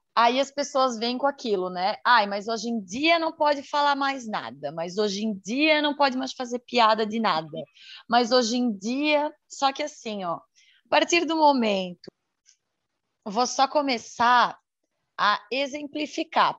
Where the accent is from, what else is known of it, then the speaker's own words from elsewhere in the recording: Santa Catarina, Brazil; sou de Santa Catarina, solteira, 34 anos, mulher